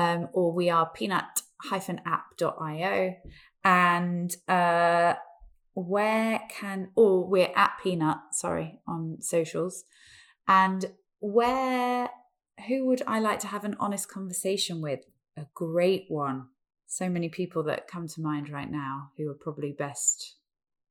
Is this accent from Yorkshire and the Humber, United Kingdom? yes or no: no; Peterborough, East of England, United Kingdom; I grew up in Peterborough